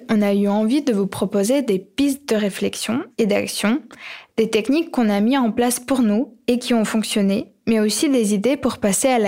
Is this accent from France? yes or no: no; Ukraine; J'ai grandi en Ukraine et lorsque j'avais 9-10 ans